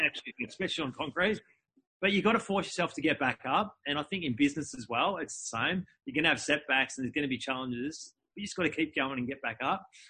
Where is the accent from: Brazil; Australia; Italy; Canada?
Australia; Melbourne, Victoria; I was born in, in Melbourne, in Melbourne, Australia.